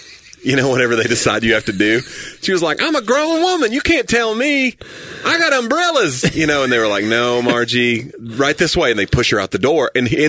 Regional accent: Knoxville, Tennessee, United States; When I grew up in Knoxville, there was umbrellas that people would sell.

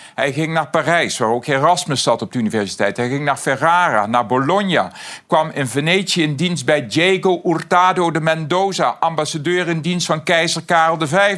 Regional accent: Aarle-Rixtel, North Brabant, Netherlands; uit mijn geboortedorp Aler

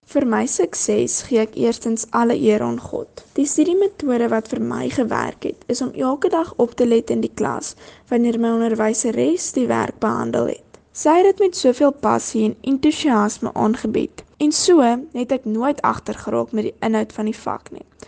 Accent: Kakamas, Northern Cape, South Africa; van Kokemas, 'n klein dorpie in die Noord-Kaap

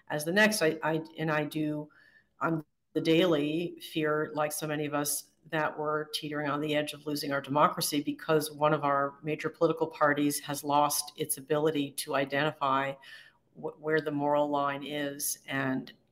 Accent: Midwest, United States; now in Santa Monica, United States; I'm from the Midwest

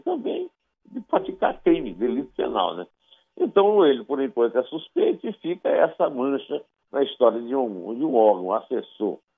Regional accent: Paraíba, Brazil; Eu, como sou paraibano

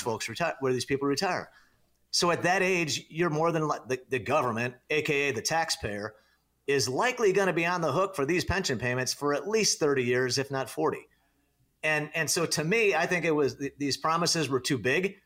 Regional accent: Naperville, Illinois, United States; moved away as an adult; now in Arizona, United States; I was born and raised in Northern Illinois. Um, you know, lived in the western suburbs of Chicago, born in the great town of Naperville, Illinois

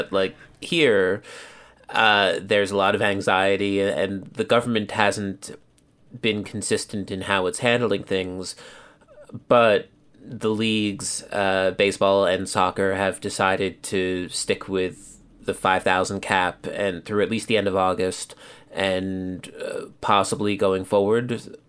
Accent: Philadelphia, Pennsylvania, United States; moved away as an adult; also born or lived in Massachusetts; now in Tokyo, Japan; I'm born and raised in Philadelphia. Went to college up in Massachusetts at a small, tiny school nobody's ever heard of.

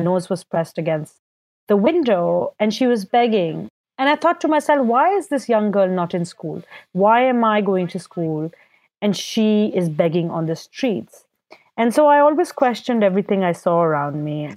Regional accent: Karachi, Sindh, Pakistan; I was born and raised in Karachi, Pakistan

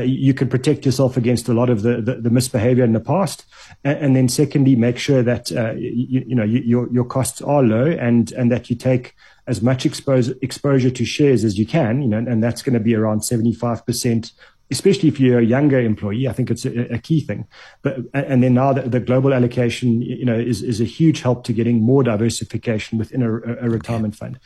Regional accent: South Africa; as a South African over the age of 18

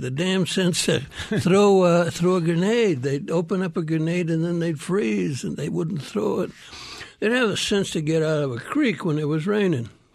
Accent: Miami, Arizona, United States; also born or lived in Sinaloa, Mexico; my memories are Miami, Arizona, and, uh, and, uh, a very, very rural rancheria in, uh, Sinaloa, Mexico. That's, that's my childhood

